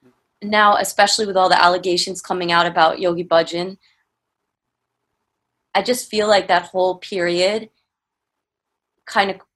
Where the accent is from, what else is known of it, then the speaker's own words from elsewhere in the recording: New York, United States; now in California, United States; I'm from New York too. Like, I had moved to California